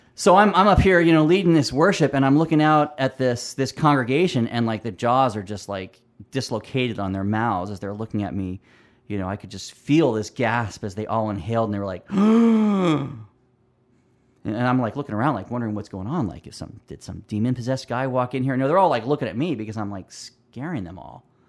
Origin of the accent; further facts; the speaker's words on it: Pennsylvania, United States; also born or lived in California; now in Roseville, United States; moved me out of my beloved California to Pennsylvania. And so I grew up mostly in Pennsylvania, but I would spend my summers in California